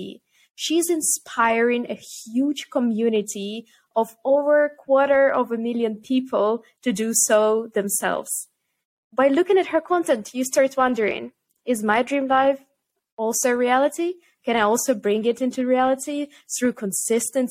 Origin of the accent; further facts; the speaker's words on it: Kyiv, Ukraine; moved away as an adult; also born or lived in Amsterdam, Netherlands; I'm originally from Ukraine and I grew up in Kiev